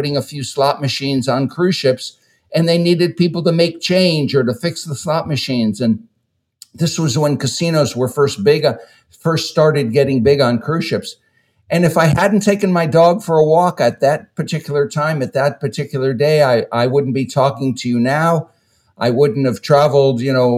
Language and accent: English; Connecticut, United States; moved away as an adult; I was growing up in Connecticut in the United States